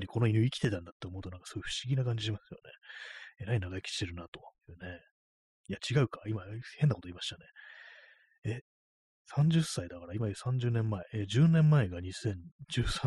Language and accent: Japanese; Tokyo, Japan; 私東京の人間なんですけども、そのね、まあ、ずっとね、こう、東京生まれの人間なんで